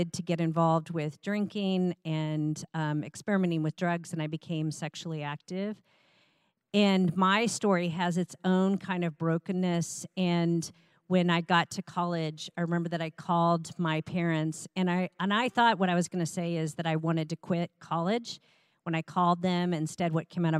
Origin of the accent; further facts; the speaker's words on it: Iowa, United States; I was raised in the Midwest in Iowa